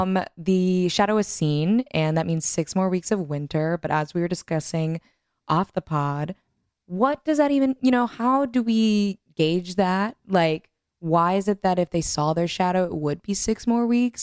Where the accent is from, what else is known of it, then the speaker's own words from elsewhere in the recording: Texas, United States; I grew up in Texas. I went to school in public schools in Texas